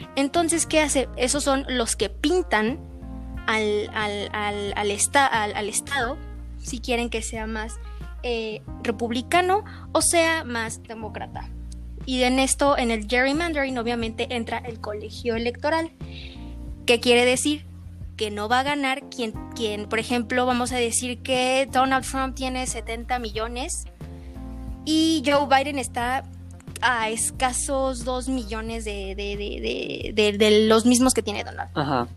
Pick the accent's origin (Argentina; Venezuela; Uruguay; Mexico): Mexico; nosotros que somos aquí latinoamericanos, que somos en este caso eh, la mayoría mexicanos, mexicanos